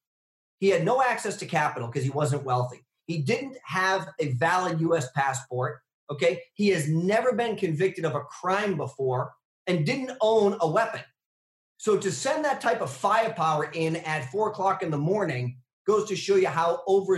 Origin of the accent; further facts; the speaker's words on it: New Hampshire, United States; here in my home state of New Hampshire